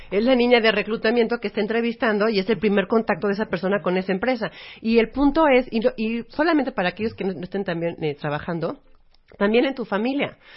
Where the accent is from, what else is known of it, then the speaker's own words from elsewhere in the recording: Mexico; somos parte de México